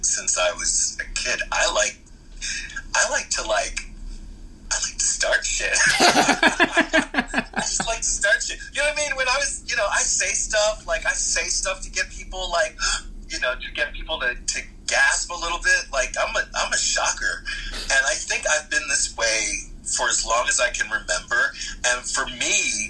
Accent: Philadelphia, Pennsylvania, United States; Philadelphia was an interesting place to grow up

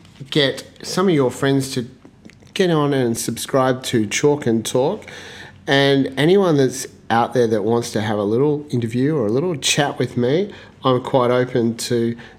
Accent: Western Australia, Australia; as an Australian

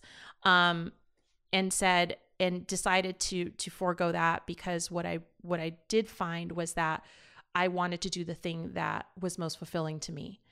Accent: Las Vegas, Nevada, United States; also born or lived in East Los Angeles, California; I started law school back in my hometown of Vegas

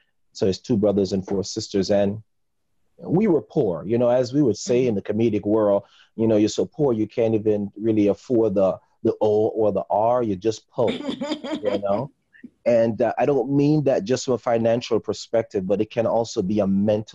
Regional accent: Jamaica; I'm originally from Jamaica

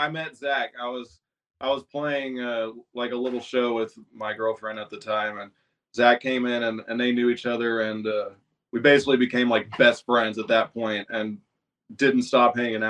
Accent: Longview, Texas, United States; I play guitar. … We're from Longview, Texas.

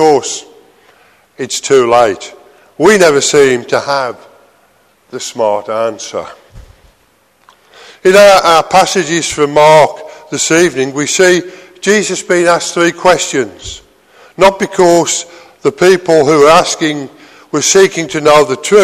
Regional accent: United Kingdom; being British

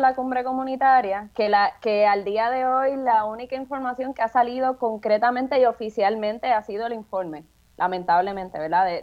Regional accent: San Juan, Puerto Rico; yo soy residente del Caño Martín Peña

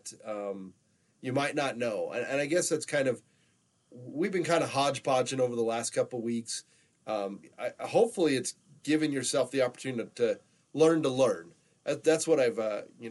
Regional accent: Pahrump, Nevada, United States; I grew up down in the Las Vegas area. We were over the hump in Pahrump

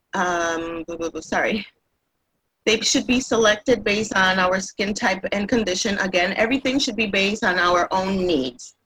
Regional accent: Puerto Rico; moved away as an adult; now in Massachusetts, United States; I was raised in Puerto Rico. I've been in, eh, here in the United States for about 26 years.

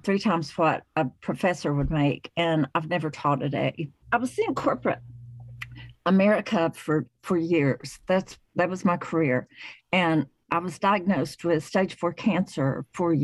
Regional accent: Chattanooga, Tennessee, United States; I am originally from the Chattanooga, Tennessee area

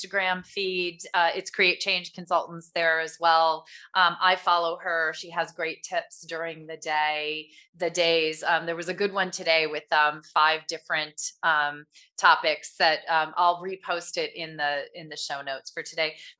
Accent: Michigan, United States; also born or lived in California; I grew up in Michigan

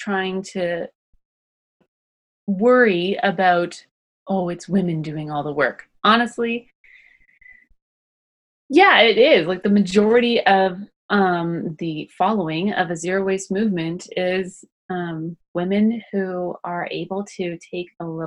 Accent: Canada; I'm also Canadian

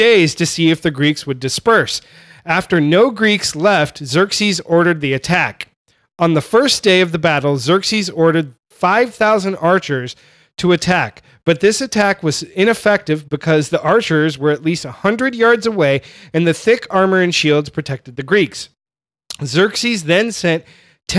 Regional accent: California, United States; I grew up in California, so I'm a straight Mexican food guy

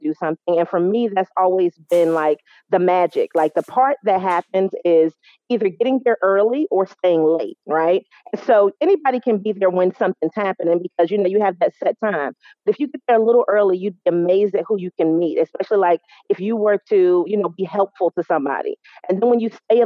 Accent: New York, United States; now in North Carolina, United States; I'm based in North Carolina. I am from New York

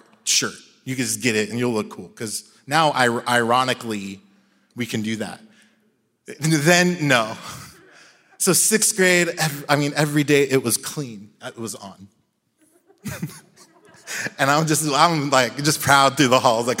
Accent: Jacksonville, Florida, United States; where I grew up in Jacksonville

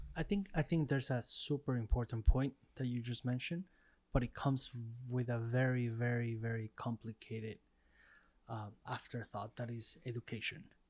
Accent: Mexico; growing up in Mexico

